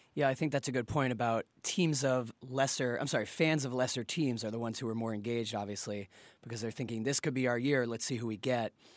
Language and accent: English; Boston, Massachusetts, United States; I'm from Boston. I'm a, I'm a Pats fan